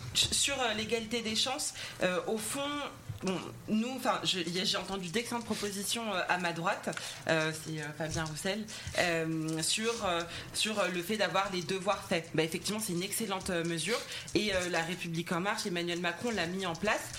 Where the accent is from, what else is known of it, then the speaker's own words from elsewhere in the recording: Val-de-Marne, Île-de-France, France; je viens du Val-de-Marne